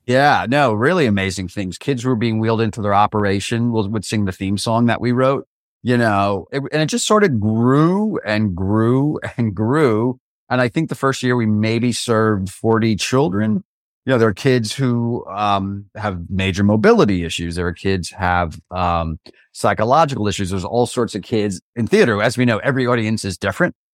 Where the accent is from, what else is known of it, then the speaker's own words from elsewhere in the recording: Oradell, New Jersey, United States; I grew up in Oradell, New Jersey